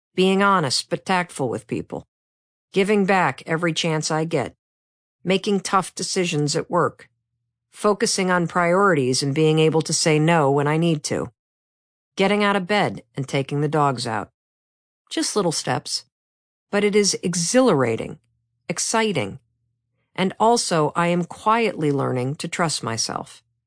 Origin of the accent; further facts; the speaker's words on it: Midwest, United States; I'm from the Midwest